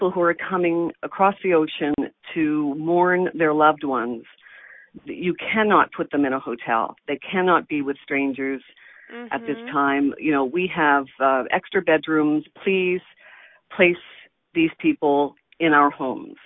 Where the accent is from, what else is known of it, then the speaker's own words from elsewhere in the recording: Nova Scotia, Canada; moved away; also born or lived in Toronto; I'm from Nova Scotia